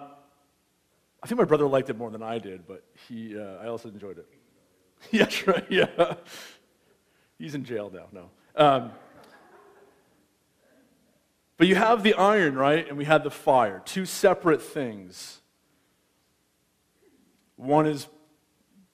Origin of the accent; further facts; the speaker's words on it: United States; now in Canada; As an American